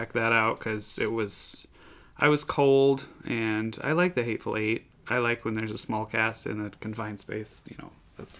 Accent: United States; We're American.

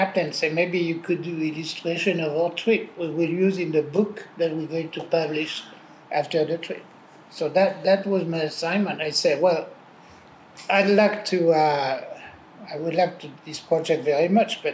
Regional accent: Paris, Île-de-France, France; moved away; I was born in Paris in 1943, and I was born in the 14th district, which was called Montparnasse

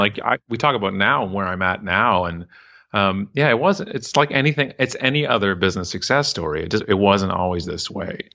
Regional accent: Canada; I'm so proud to be Canadian

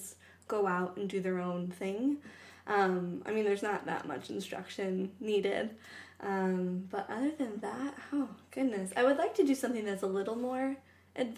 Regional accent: Ohio, United States; now in Portland, United States; I grew up in Ohio, so when I first moved to Portland

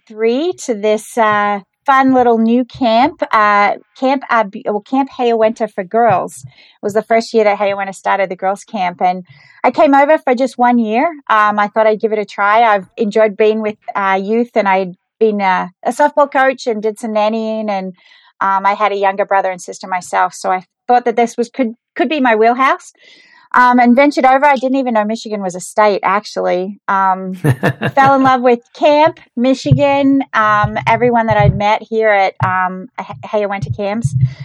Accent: Geelong, Victoria, Australia; moved away as an adult; now in United States; So, yeah, I grew up in Geelong, Australia, and I wanted to do something different when I was a little bit younger.

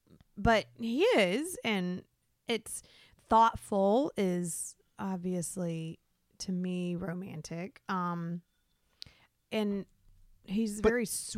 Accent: Florida, United States; I'm from Florida.

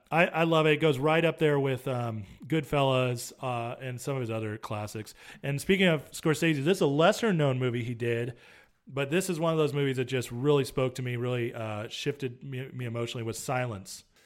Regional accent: near Yosemite, California, United States; I grew up near Yosemite.

